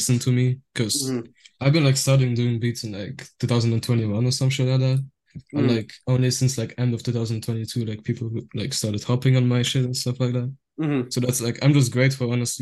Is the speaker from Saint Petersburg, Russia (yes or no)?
no; Moscow, Russia; now in Luxembourg; I was born in Russia, but right now I'm currently living in the beautiful country of Luxembourg